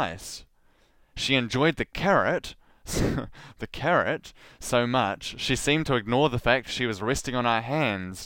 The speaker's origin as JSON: {"language": "English", "country": "New Zealand", "said": "as a New Zealander"}